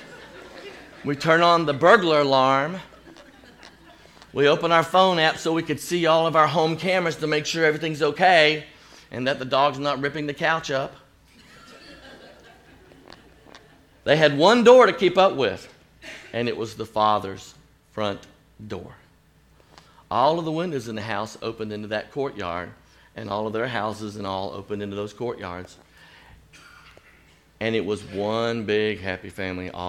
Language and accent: English; Chattanooga, Tennessee, United States; also born or lived in Chicago; my hometown of Chattanooga, Tennessee